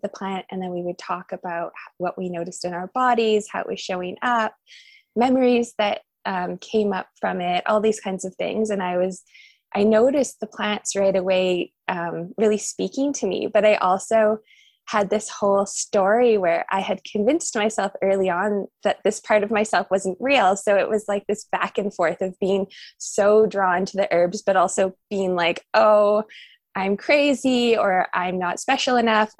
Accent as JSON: {"language": "English", "town": "Nelson", "region": "British Columbia", "country": "Canada", "tie": "born or raised there", "said": "I grew up in Nelson, BC, which is where I am now."}